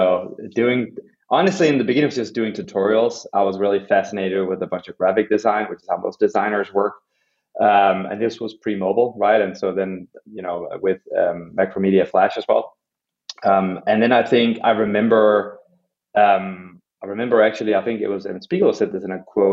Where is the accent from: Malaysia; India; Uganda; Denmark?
Denmark; Copenhagen, Capital Region of Denmark; moved away; I grew up in Copenhagen in Denmark